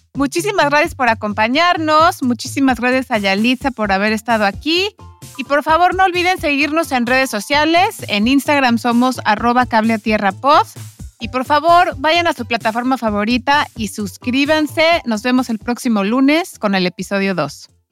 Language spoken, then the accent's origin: Spanish; Mexico; now in Iceland; mi cultura, de mi gente, de, los mexicanos